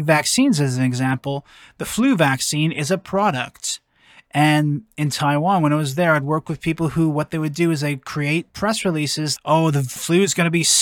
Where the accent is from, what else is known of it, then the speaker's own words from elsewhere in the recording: Canada; I'm from Canada.